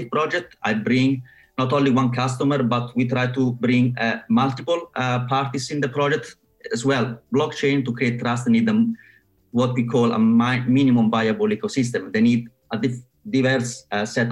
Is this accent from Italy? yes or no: yes; Italy; moved away as an adult; also born or lived in Rome, Italy / Surrey, United Kingdom; now in London, United Kingdom; I'm from Italy